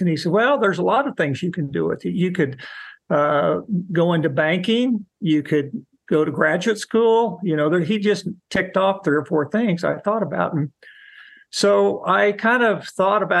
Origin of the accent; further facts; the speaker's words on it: Wichita, Kansas, United States; moved away as an adult; also born or lived in Norman, Oklahoma; now in Oklahoma City, United States; I grew up in Wichita, Kansas